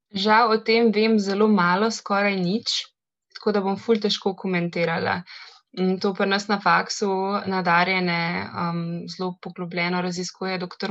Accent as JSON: {"language": "Slovenian", "town": "Ljubljana", "country": "Slovenia", "said": "Jaz sem drugač iz Ljubljana, za Slovenijo, veliko mesto"}